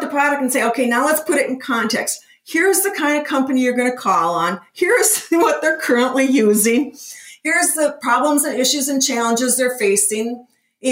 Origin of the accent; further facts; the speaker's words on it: Minneapolis, Minnesota, United States; I'm from Minnesota. I'm from the Midwest